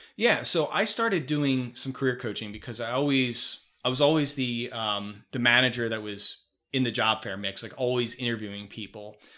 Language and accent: English; Chicago, Illinois, United States; also born or lived in Philadelphia, Pennsylvania; I came from Philly to Chicago